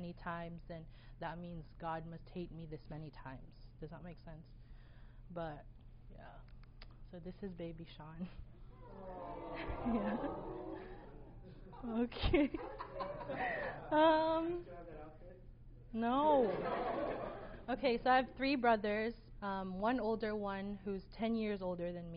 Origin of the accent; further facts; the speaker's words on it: Philippines; I was born and raised in the Philippines